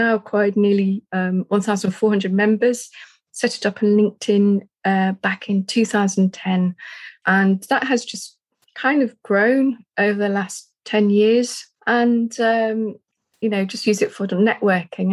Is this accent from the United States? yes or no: no; Harrogate, Yorkshire and the Humber, United Kingdom; my hometown of Harrogate